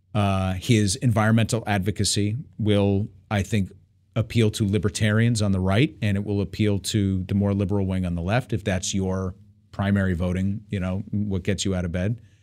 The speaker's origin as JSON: {"language": "English", "region": "New York", "country": "United States", "tie": "born or raised there", "said": "I'm growing up in New York"}